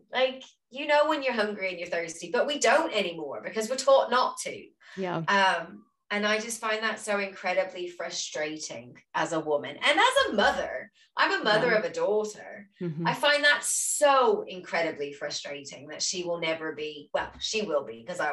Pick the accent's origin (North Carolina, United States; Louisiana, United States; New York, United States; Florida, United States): Louisiana, United States; I'm from Louisiana